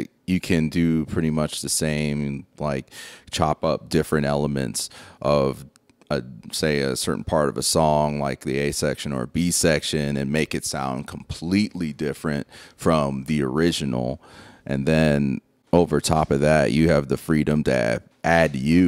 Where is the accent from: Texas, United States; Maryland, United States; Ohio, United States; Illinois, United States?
Ohio, United States; Mansfield; now in Akron, United States; I am originally from Mansfield, Ohio